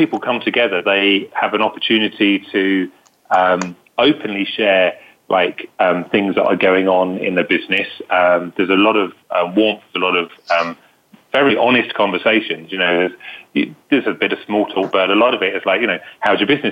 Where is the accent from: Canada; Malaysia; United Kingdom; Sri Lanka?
United Kingdom; accent: British; UK, as you can hear from my authentic British accent